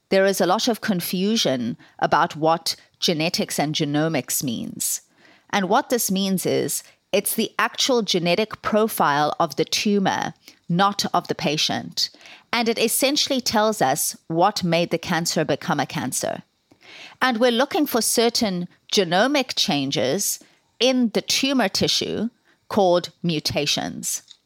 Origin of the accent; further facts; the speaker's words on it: South Africa; moved away as an adult; now in Ireland; I am South African and, um, decided to move to Ireland in, uh, two thousand to do my medical training in Trinity College.